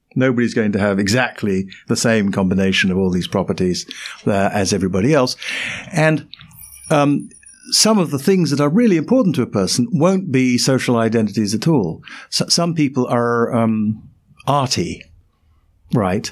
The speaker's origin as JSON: {"language": "English", "region": "London", "country": "United Kingdom", "tie": "born or raised there", "said": "where I was born. In London"}